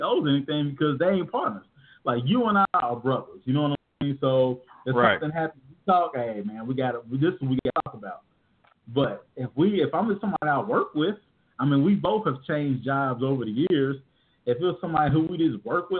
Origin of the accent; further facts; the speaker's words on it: Indianapolis, Indiana, United States; I'm from Indianapolis.